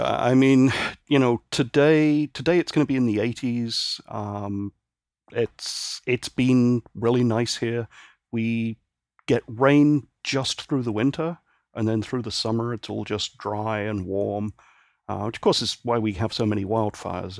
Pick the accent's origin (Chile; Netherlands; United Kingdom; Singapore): United Kingdom; Northern Ireland; also born or lived in Great Britain; now in San Francisco Bay Area, United States; I was born and raised in Northern Ireland, and my family moved back to the mainland in sixty-nine, and then I moved over here in ninety-nine